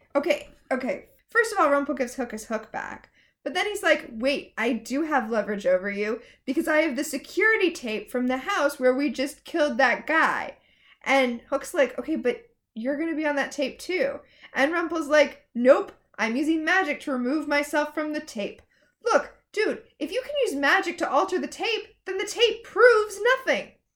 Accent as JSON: {"language": "English", "region": "Florida", "country": "United States", "tie": "born or raised there", "said": "I grew up in Florida"}